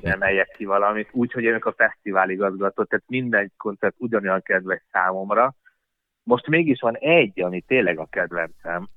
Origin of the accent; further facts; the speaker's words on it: Hungary; mi magyarok vagyunk és imádjuk a hazánkat